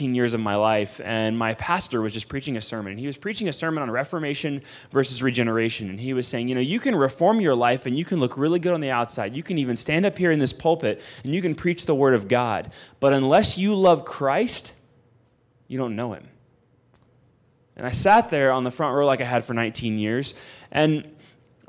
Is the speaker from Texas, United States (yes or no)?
yes; Houston, Texas, United States; moved away as an adult; I was from Houston, Texas. I was from North Houston, Texas, in the suburbs. I was a suburb kid.